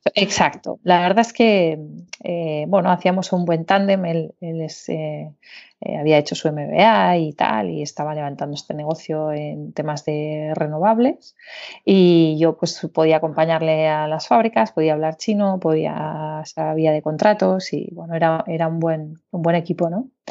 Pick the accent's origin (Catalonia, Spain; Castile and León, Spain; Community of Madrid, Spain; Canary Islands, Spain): Catalonia, Spain; Barcelona; moved away as an adult; also born or lived in Beijing; soy de Barcelona, aunque da unas cuantas vueltas